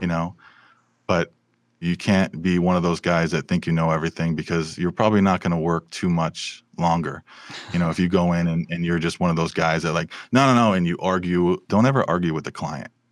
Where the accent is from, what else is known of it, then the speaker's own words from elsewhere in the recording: Bristol, Connecticut, United States; now in Burbank, United States; I was raised in Bristol, Connecticut.